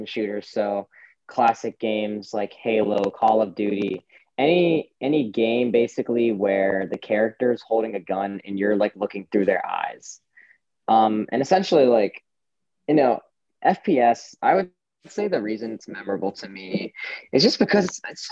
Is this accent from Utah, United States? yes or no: no; Johns Creek, Georgia, United States; moved away as an adult; now in Berkeley, United States; I am from Johns Creek, Georgia